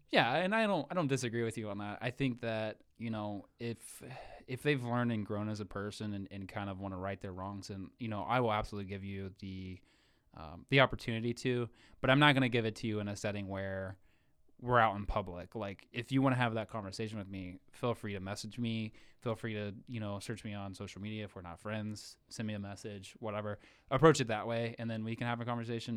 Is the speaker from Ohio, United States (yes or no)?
yes; Wilson, Ohio, United States; born and raised in Wilson, Ohio, uh, so small town nobody's ever heard